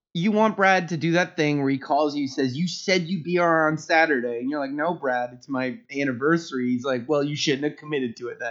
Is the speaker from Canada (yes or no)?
yes; Canada; I am Canadian